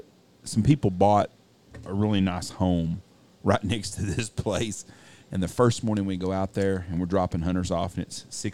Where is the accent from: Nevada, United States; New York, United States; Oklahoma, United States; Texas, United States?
Texas, United States; Wichita Falls; growing up in Wichita Falls